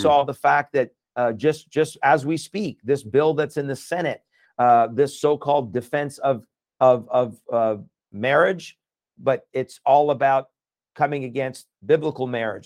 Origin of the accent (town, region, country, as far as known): United States; born or raised there; also born or lived in Iran